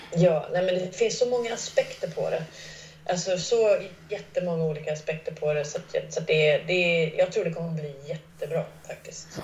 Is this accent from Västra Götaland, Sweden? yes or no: yes; Gothenburg, Västra Götaland, Sweden; moved away; also born or lived in Askim / Stockholm; Jag växte upp utanför Göteborg i de sydvästra förorterna